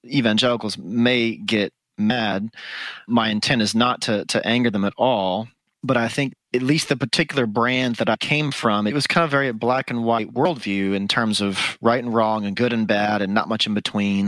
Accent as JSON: {"language": "English", "town": "Dallas", "region": "Texas", "country": "United States", "tie": "born or raised there", "lives_now": "Austin, United States", "said": "I am from the Dallas area originally, is where I was born and raised"}